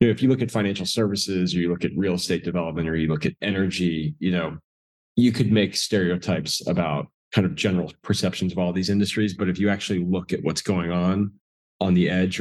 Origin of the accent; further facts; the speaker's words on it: Northeast, United States; moved away as an adult; also born or lived in South Georgia; I grew up in the Northeast.